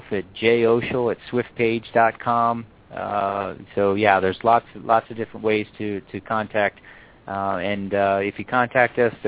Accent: Philadelphia, Pennsylvania, United States; now in Colorado, United States; I'm from Philadelphia originally

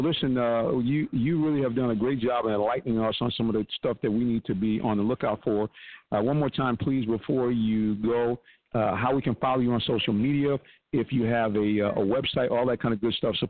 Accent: Connecticut, United States; I mean, I came from Connecticut.

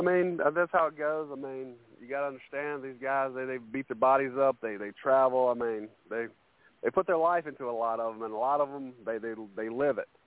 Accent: Carolina, United States; I'm a Carolina boy

